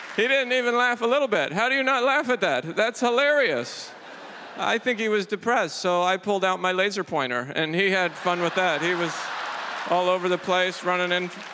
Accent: Idaho, United States; now in New York City, United States; I'm from Idaho

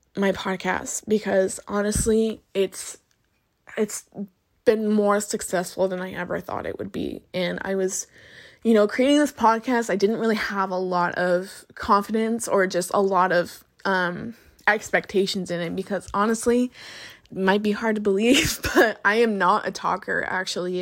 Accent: Butte County, California, United States; moved away as an adult; now in Sonoma County, United States; growing up in Butte County

